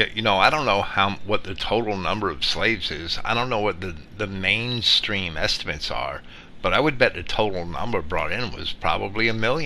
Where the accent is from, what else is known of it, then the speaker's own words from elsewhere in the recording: New Jersey, United States; moved away; growing up in New Jersey and only seeing Negroes in the big cities, and none when I was growing up, it's different now, but none in any of the small towns or countryside